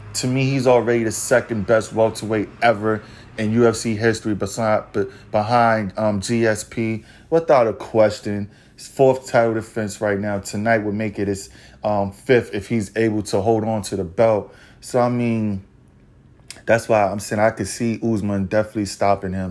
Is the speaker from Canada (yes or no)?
no; New York City, New York, United States; Madison Square Garden, my hometown, the city that never sleeps